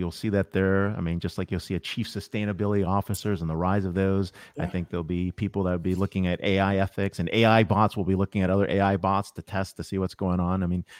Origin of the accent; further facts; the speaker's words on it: United States; that's maybe because I'm very American, right?